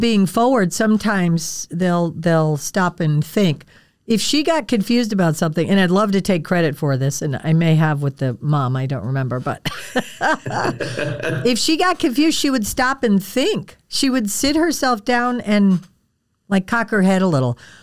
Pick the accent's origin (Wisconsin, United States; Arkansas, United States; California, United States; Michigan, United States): Wisconsin, United States; I grew up in Wisconsin